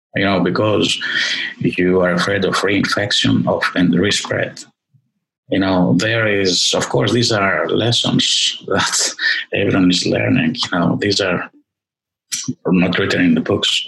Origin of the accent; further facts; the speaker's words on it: Greece; moved away; I was born in Greece